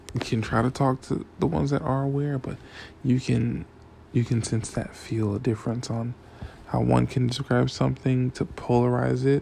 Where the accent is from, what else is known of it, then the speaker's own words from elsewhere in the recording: Miami, Florida, United States; I'm from Miami, Florida